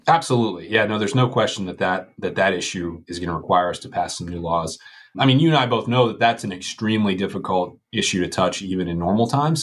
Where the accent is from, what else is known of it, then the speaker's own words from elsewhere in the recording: Western Pennsylvania, United States; I'm from Western Pennsylvania